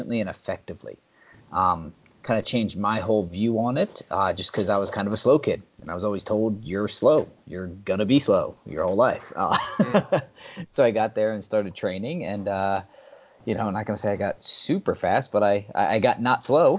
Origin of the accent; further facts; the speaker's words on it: New Jersey, United States; I grew up in New Jersey